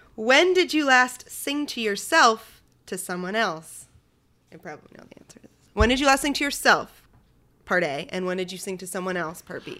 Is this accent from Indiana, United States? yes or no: no; Shelton, Connecticut, United States; I grew up in Shelton, Connecticut, home of the wiffle ball